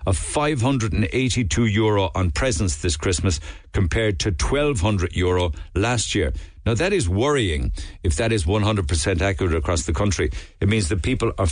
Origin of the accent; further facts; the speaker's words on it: Cork, Munster, Ireland; as we'd say on Lee's side